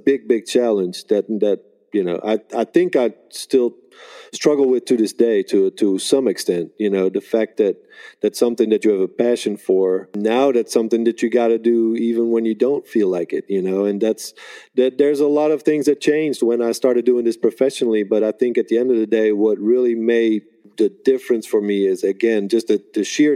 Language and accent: English; Netherlands; now in United States; I grew up in Holland